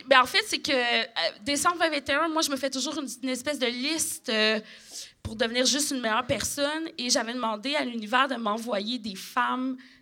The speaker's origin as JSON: {"language": "French", "region": "Quebec", "country": "Canada", "said": "je suis québécoise"}